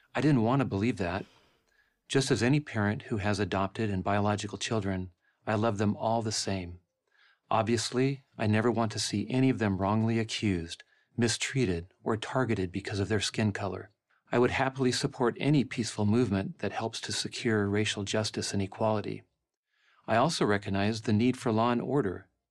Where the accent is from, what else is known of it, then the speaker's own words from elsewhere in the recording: La Mesa, California, United States; my hometown of La Mesa, California